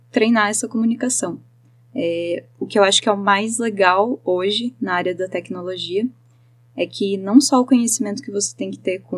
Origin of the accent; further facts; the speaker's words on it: Joinville, Santa Catarina, Brazil; moved away as an adult; now in Curitiba, Brazil; Não, eu sou de Joinville. Joinville. todo mundo mora, mora lá.